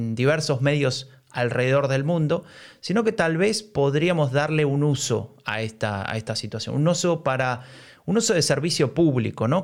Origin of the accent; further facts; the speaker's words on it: Argentina; now in Germany; vengo de un país como Argentina